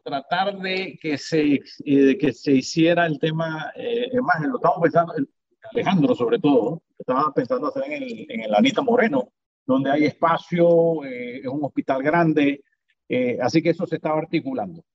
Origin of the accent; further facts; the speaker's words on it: Panama; como ciudadano panameño.